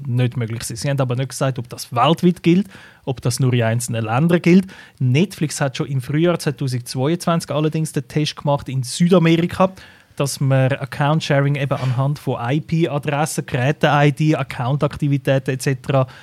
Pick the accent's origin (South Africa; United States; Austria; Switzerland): Switzerland; bei uns in der Schweiz